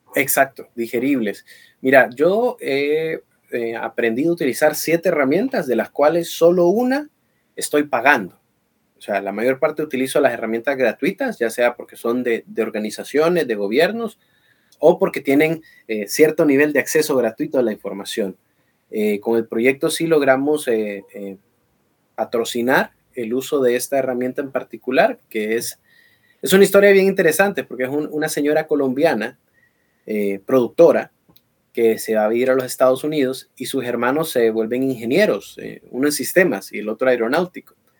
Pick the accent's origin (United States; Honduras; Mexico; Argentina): Honduras